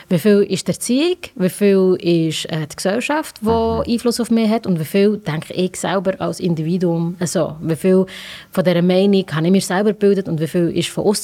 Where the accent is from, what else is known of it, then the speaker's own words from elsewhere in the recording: Langenthal, Bern, Switzerland; ich, weil ich von Langenthal komme. Verstehst du?